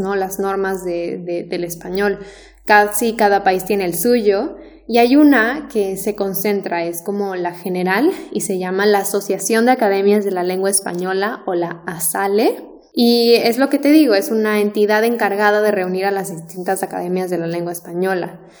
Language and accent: Spanish; Mexico; los mexicanos tenemos la tendencia de pronunciar casi cada letra